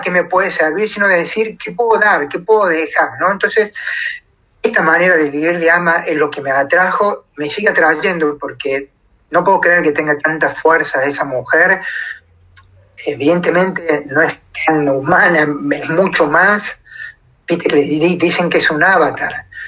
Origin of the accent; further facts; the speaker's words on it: Córdoba, Argentina; moved away as an adult; pensando que me volvía a mi Córdoba, porque estoy a 1250 kilómetros de mi ciudad natal